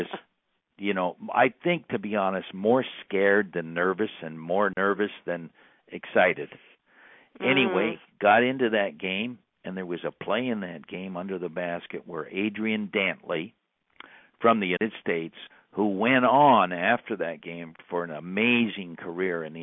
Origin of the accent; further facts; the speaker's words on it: Burlington, Ontario, Canada; Canadian kid that grew up in Burlington, Ontario